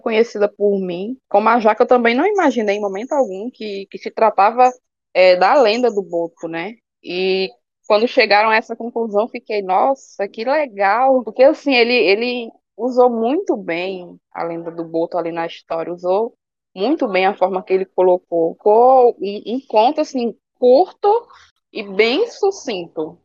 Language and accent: Portuguese; Ceará, Brazil; accent: cearense; eu gosto tanto de falar cearense, é tão bom, tem umas gírias aqui no Ceará que eu gosto tanto